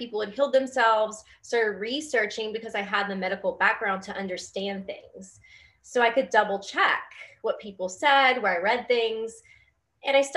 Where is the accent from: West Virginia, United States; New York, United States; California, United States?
West Virginia, United States; moved away as an adult; also born or lived in Louisville, Kentucky; I came from West Virginia. That's actually where I am right now, back home.